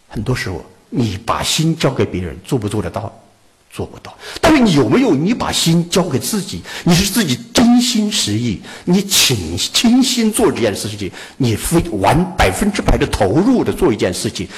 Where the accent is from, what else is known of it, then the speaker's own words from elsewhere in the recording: Wuhan, Hubei, China; 做我们武汉人一定要了解到